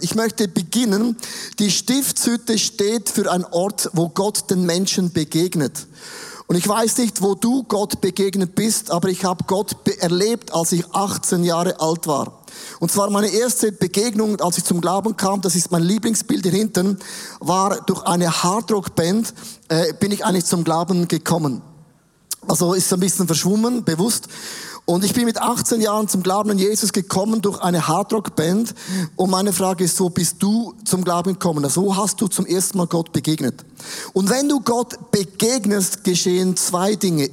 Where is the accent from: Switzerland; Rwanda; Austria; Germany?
Switzerland; Wir sind auch Schweizer